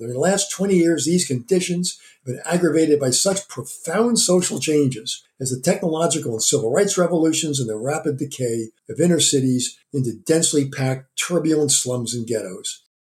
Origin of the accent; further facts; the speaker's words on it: Jersey Shore, New Jersey, United States; moved away; also born or lived in Philadelphia; I was from the Jersey Shore